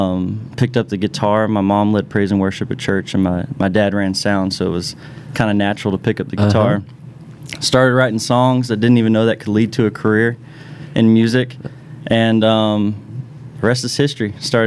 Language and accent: English; Mechanicsville, Virginia, United States; I'm originally from Mechanicsville, Virginia, just outside of Richmond.